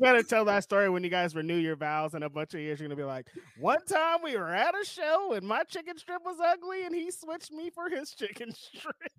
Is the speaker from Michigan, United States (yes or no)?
no; California, United States; As a Californian